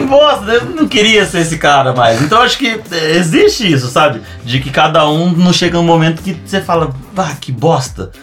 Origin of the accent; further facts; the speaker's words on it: São José do Rio Preto, São Paulo, Brazil; also born or lived in Rio Grande do Sul; eu sou natural de São José do Rio Preto, que é uma cidade do interior de São Paulo.